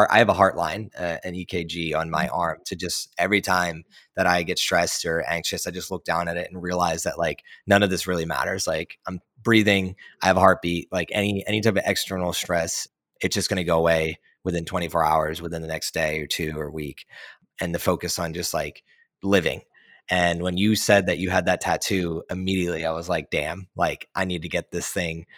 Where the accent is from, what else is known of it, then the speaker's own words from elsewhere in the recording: Philadelphia, Pennsylvania, United States; also born or lived in New Jersey; I was born and raised in Philly and outside of Philly in New Jersey